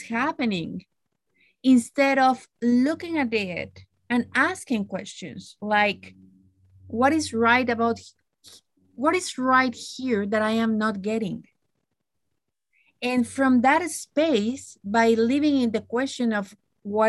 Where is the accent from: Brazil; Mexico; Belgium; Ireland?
Mexico; moved away as an adult; now in Canada; growing up in Mexico